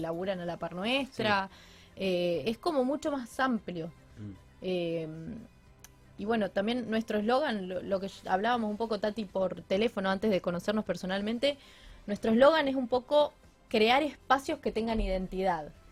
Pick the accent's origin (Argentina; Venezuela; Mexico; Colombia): Argentina; Rafaela, Santa Fe; moved away as an adult; now in Rosario, Argentina; no volvería a Rafaela